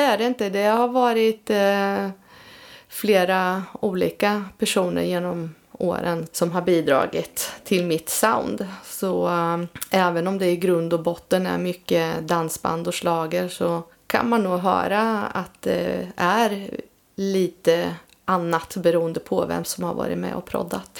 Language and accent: Swedish; between Vadstena and Motala, Östergötland, Sweden; now in Linköping, Sweden; växte upp då mellan Vadstena och Motala